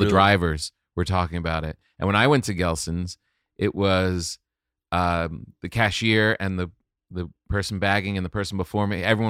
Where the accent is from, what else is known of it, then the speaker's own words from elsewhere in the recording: New York, United States; I grew up in New York. I lived in New York my whole adult life.